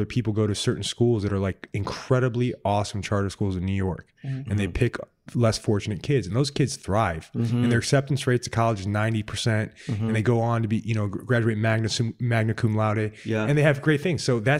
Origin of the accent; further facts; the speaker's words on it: Sicily, Italy; Mm-hmm. Yes, mine did too. I'm from Sicily.